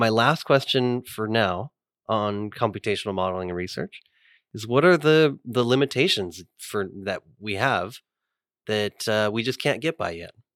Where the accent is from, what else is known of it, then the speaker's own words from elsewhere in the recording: California, United States; moved away as an adult; now in Hattiesburg, United States; I'm from California.